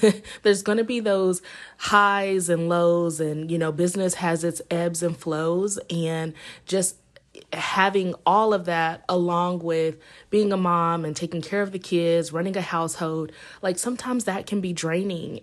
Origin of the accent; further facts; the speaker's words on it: Indiana, United States; moved away as an adult; now in Los Angeles, United States; I'm originally from Indiana, and I currently live in Los Angeles